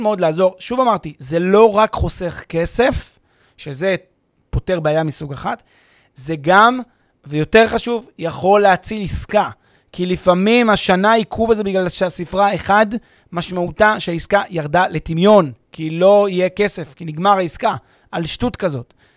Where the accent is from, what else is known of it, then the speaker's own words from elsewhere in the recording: Israel; לנו כישראלים